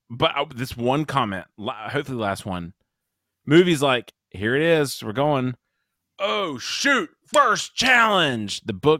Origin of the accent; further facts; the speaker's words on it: South Carolina, United States; I'm from South Carolina, so then I go and apologize for any weird ones.